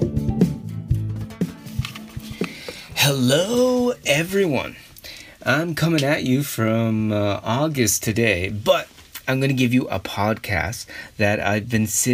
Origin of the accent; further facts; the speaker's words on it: Canada; as a Canadian